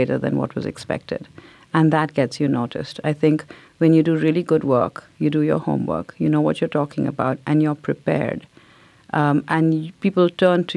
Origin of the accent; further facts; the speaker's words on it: India; now in United States; growing up in India because everybody looked like me. So I think only when moving to America made me realize that I was different.